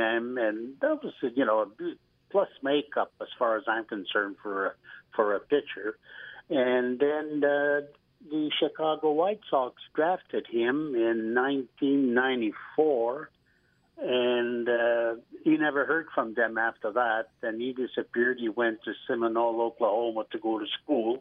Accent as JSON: {"language": "English", "town": "Noranda", "region": "Quebec", "country": "Canada", "said": "I'm originally from Noranda, Quebec, and I had played over there"}